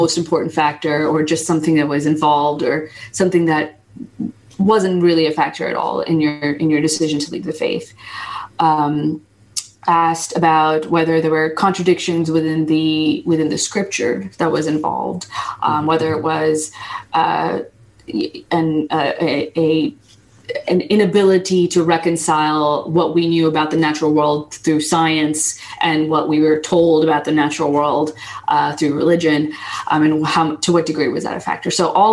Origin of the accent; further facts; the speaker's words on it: United States; English is a second language; I wasn't born in the United States, but I was raised in the United States